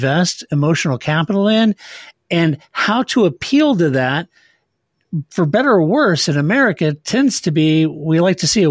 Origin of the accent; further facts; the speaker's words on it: Kansas City, Missouri, United States; moved away; also born or lived in St. Louis, Missouri; I was born and raised in Kansas City.